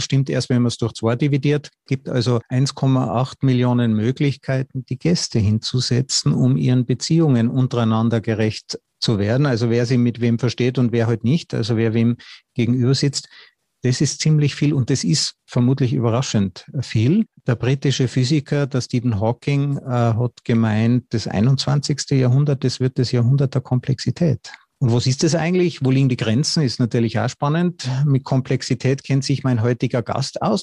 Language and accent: German; Austria; als Österreicher